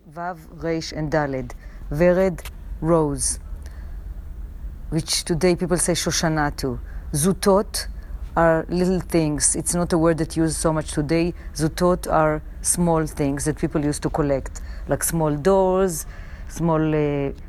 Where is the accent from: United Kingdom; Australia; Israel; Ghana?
Israel; Jerusalem, Jerusalem District; now in New York City, United States; I was born in Jerusalem, and when I moved to New York